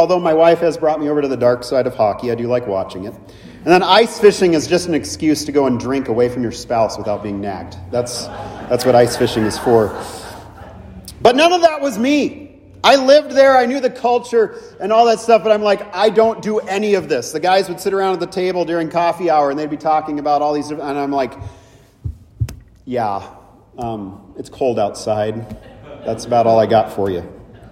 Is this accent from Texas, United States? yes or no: no; California, United States; moved away as an adult; also born or lived in Minnesota; growing up in California, for me, I've spent 25 years in Minnesota, but growing up in California